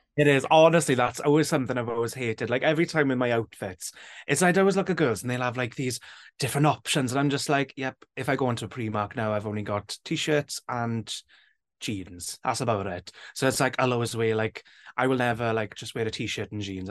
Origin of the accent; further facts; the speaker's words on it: Wales, United Kingdom; when I was growing up, it was always just like a language we spoke in school